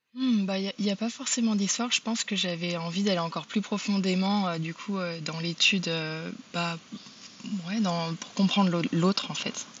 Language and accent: French; Brittany, France; now in United States; je suis, d'origine bretonne mais j'habite aux États-Unis